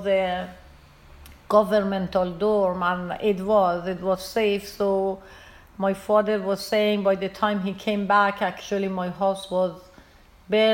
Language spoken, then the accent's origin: English; Iran; moved away as an adult; also born or lived in India / United States; now in Maine, United States; I'm originally from Iran. So I left Iran in 79 during the revolution.